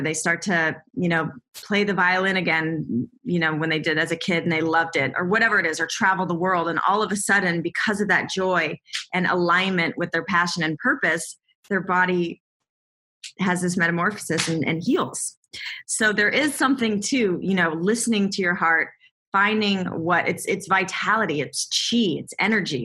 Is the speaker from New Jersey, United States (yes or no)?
no; Southern California, United States; I grew up in Southern California